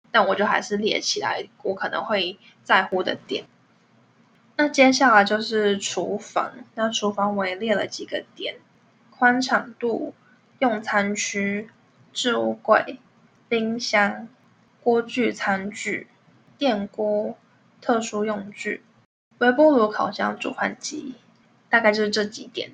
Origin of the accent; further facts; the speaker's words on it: Taiwan; moved away as an adult; now in Netherlands; 我之前有认识其他的台湾朋友